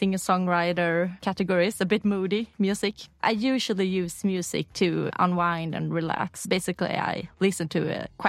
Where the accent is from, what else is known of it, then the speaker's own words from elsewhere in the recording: Uddevalla, Västra Götaland, Sweden; English is a second language; also born or lived in Lysekil; now in Stockholm, Sweden; I grew up in Uddevalla. It's a smaller town on the west coast, Bohuslän. But I have my family in town either further out the coastline in Lysekil, where my father's from. So when I go back home nowadays, I go to Lysekil.